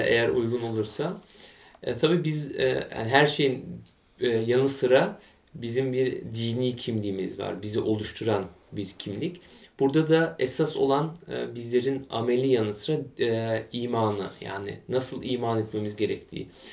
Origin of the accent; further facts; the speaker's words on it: Bremen, Germany; also born or lived in Munich / near Frankfurt; Almanya'nın kuzey eyaletlerinden, şehirlerinden biri olan Bremen'de bundan yaklaşık 26 yıl evvel dünyaya geldim.